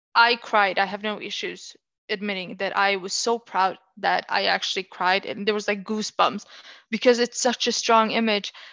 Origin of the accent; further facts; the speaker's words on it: Oslo, Norway; I'm from Oslo, uh, whenever I live there